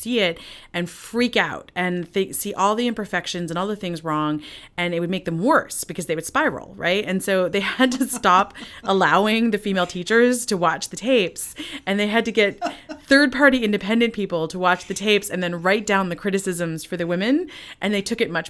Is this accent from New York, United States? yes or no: yes; New York, United States; born there; and they met in Zambia and married in Malawi, and I was born in New York.